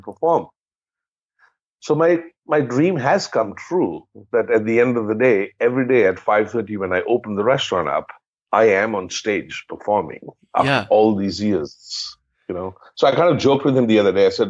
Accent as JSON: {"language": "English", "town": "Amritsar", "region": "Punjab", "country": "India", "tie": "born or raised there", "also_born_or_lived": "Delhi / Mumbai / Austria", "moved": "yes", "lives_now": "Canada", "said": "I'm a Punjabi from Amritsar. I my parents were born and brought up in Amritsar. I was born in Amritsar"}